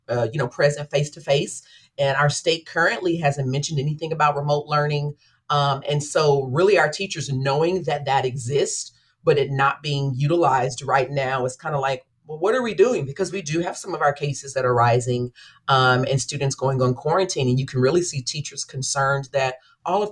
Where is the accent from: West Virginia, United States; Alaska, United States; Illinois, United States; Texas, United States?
Texas, United States; Dallas; moved away as an adult; now in Wichita, United States; I was born and raised in Dallas, graduated from Dallas Independent School District